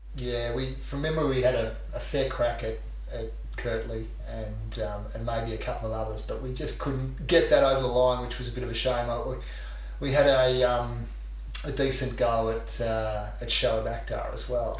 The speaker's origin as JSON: {"language": "English", "country": "Australia", "said": "as an Australian, we grew up probably early days in the 80s."}